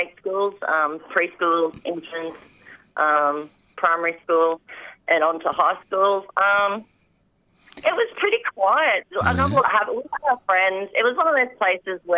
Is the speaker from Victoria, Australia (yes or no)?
no; Mackay, Queensland, Australia; I was born here in Mackay at the Mackay Base Hospital.